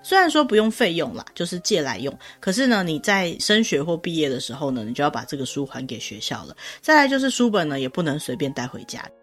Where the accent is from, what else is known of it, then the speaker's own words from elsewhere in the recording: Taiwan; 我跟Sola是生活在台湾，我们也是受台湾的教育长大的